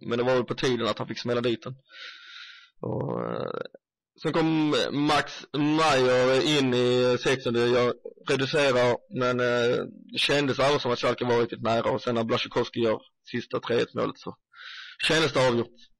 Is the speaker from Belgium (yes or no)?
no; Sweden; oss svenskar som följer Bundesliga